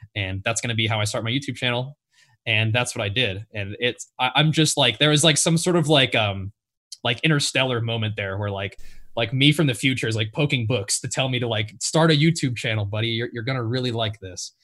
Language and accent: English; Nashville, Tennessee, United States; moved away as an adult; now in California, United States; I grew up in Nashville, Tennessee